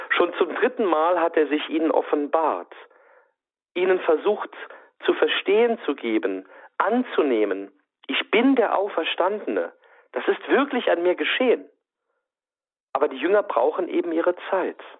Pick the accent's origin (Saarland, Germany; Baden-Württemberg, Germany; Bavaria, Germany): Saarland, Germany; bei uns im Saarland